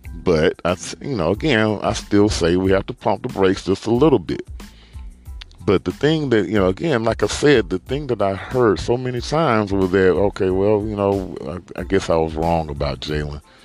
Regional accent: Birmingham, Alabama, United States; I'm from Birmingham, Alabama, so you know, right here in the middle of SEC country

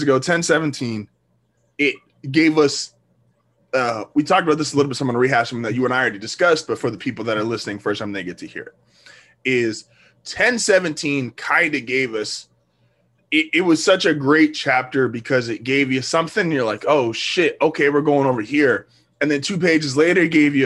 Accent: United States; me being an American

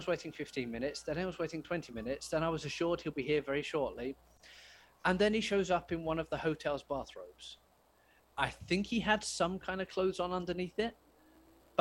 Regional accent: United Kingdom; I'm British

